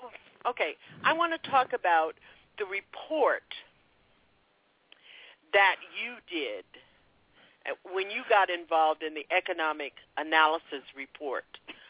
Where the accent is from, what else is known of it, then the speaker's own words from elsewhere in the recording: Florida, United States; I was one of those kids coming up from Florida on the train every summer, coming into Asheville